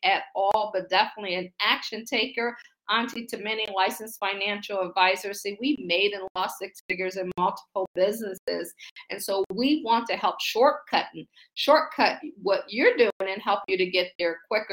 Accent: Akron, Ohio, United States; moved away as an adult; also born or lived in Baltimore / Boston / Pittsburgh; now in Washington, D.C., United States; I'm from Akron, Ohio. I say I grew up shy, sheltered in church basically six days a week.

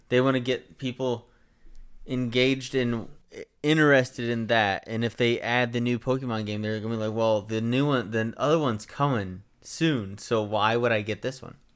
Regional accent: United States; I'm American

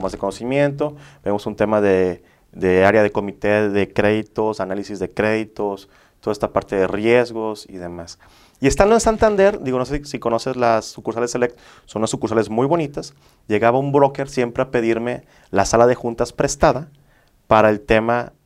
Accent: Villahermosa, Tabasco, Mexico; moved away as an adult; now in Monterrey, Mexico; Yo soy originario de Villahermosa, Tabasco

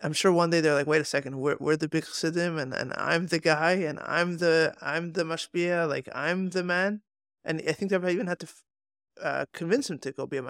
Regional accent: Hong Kong; I grew up in Hong Kong. This weather makes me feel right at home.

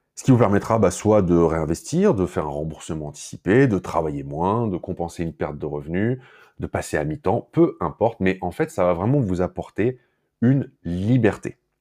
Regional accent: France; chez nous en France

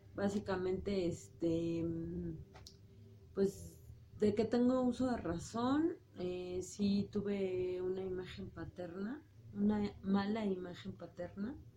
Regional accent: Mexico City, Mexico; nací en el DF un 30 de julio de 1979

